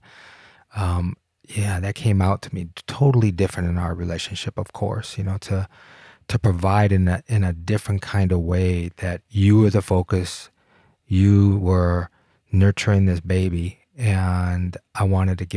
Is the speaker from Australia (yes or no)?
no; Detroit, Michigan, United States; now in Colorado, United States; It was wonderful. It was absolutely wonderful. I didn't miss the city at all.